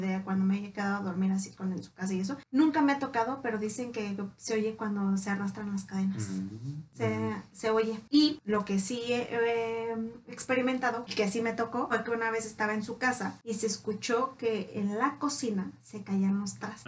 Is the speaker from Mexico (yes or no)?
yes; Mexico; nosotros como, como cultura mexicana